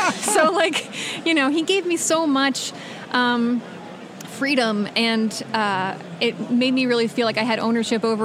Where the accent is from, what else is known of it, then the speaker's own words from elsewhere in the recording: Long Island, New York, United States; also born or lived in Rochester, New York; now in Portland, Oregon, United States; I was born in New York, raised on Long Island for the most part, and then I was upstate. I was in Rochester for about 12 years